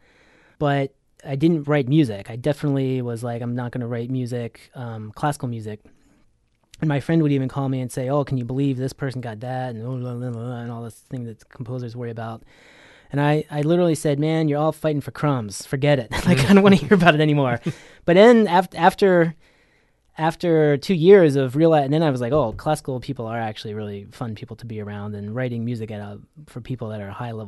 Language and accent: English; outside of Baltimore, Maryland, United States; moved away as an adult; also born or lived in Los Angeles; outside of Baltimore in a small sort of, I call it a cow town